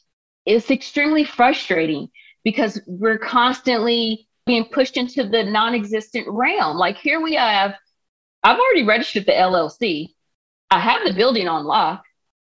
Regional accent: Palmdale, California, United States; And I did take him to one protest that was dear to me in my hometown of Palmdale, but I couldn't take him to all the ones out here in LA.

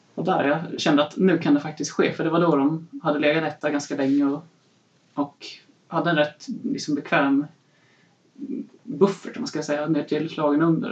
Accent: Sweden; Född och uppvuxen i Sverige men har en pappa från Leicester

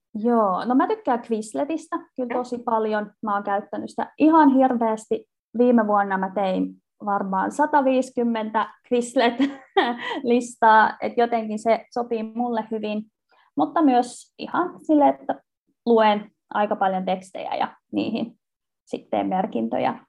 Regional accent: Vantaa, Uusimaa, Finland; moved away; also born or lived in Turku / Oulu; mä olen kotoisin Vantaalta

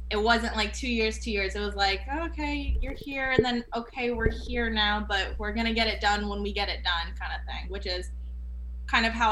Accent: Canada; now in United States; Like, oh, where are you from? Like, oh, I'm from Canada.

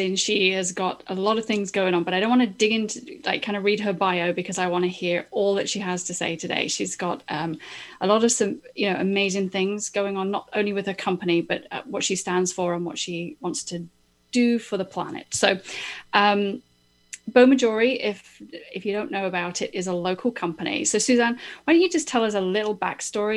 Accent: United Kingdom; moved away; image consultant, style savvy, music loving Brit transplant.

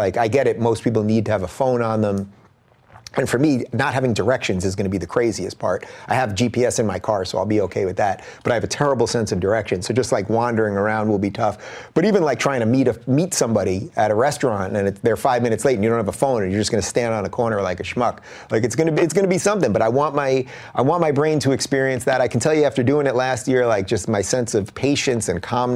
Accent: Long Island, New York, United States; moved away as an adult; also born or lived in Brooklyn, New York / Binghamton, New York; now in Los Angeles, United States; I'm a true New Yorker, really. I was born in Brooklyn. I grew up in Long Island

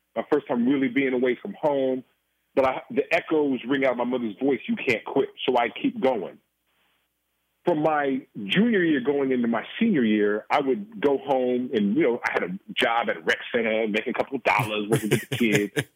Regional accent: Oakland, California, United States; moved away as an adult; also born or lived in Boston; being born and raised in Oakland, California

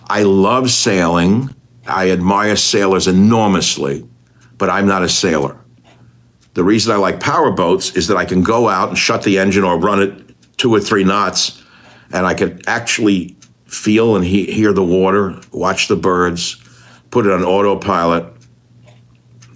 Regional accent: New York, United States; moved away as an adult; also born or lived in Hawaii; I come from New York

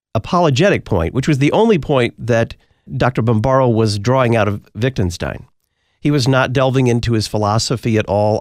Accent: Texas, United States; my home state of Texas

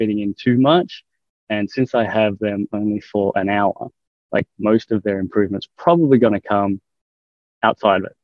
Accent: Australia; I'm from Australia, so it's a bit less intense over here

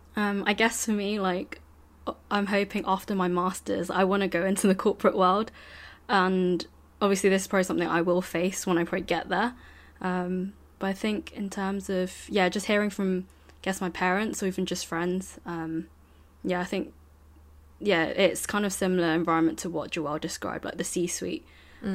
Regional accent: London, United Kingdom; growing up in London is very different

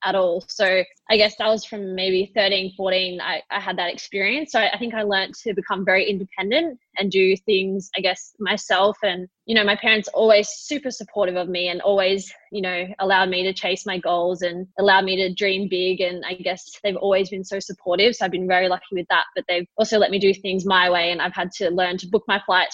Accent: Australia; being Australian

